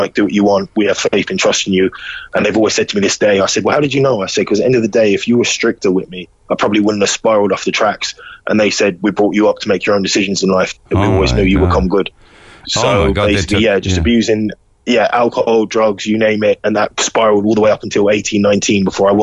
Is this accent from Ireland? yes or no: yes; Kerry, Munster, Ireland; accent: London; moved away; also born or lived in London, United Kingdom / Kenmare; I grew up in Kerry, with a school of only 16 pupils